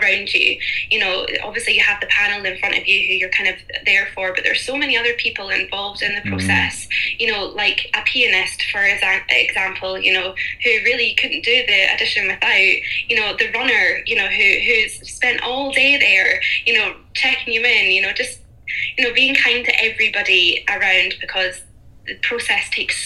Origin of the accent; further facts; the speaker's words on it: Fife, Scotland, United Kingdom; now in Glasgow, United Kingdom; Well, I'm actually from Fife. From Fife. But I'm based in Glasgow